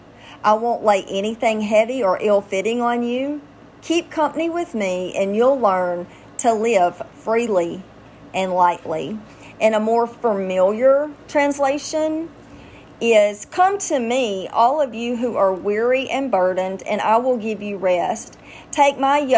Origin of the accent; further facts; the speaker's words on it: Louisiana, United States; I'm from Louisiana